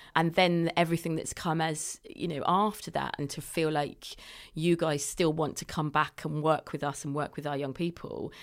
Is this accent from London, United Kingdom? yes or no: yes; London, United Kingdom; now in Bradford, United Kingdom; I'm a Londoner